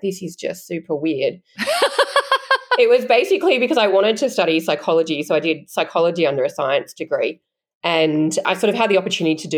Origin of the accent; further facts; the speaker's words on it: Canberra, Australian Capital Territory, Australia; I grew up in Canberra